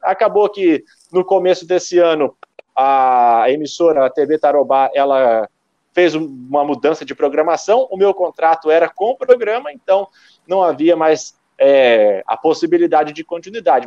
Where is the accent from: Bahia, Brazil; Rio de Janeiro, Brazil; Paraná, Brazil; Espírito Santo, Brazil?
Paraná, Brazil; Londrina; also born or lived in São Paulo / Piracicaba / Campinas / Joinville; eu sou de Londrina. Eu fiquei aqui até os meus 18, quase 19 anos de idade